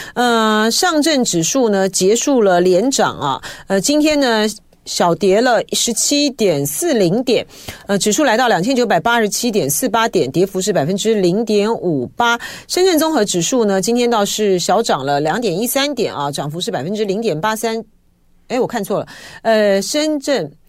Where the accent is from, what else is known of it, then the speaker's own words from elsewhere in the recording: Taipei, Taiwan; 我就从小就是台北出生啊，台北长大啊